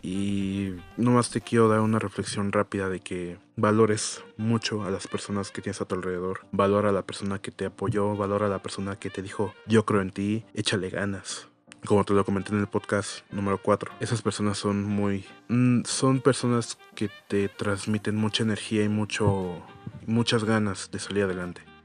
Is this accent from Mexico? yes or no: yes; Mexico; los que somos mexicanos